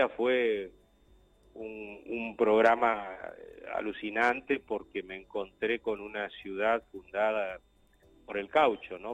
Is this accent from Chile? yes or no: no; Río Gallegos, Santa Cruz, Argentina; Yo vengo de Río Gallego, Río Gallego me dicen uh, una ciudad tan chata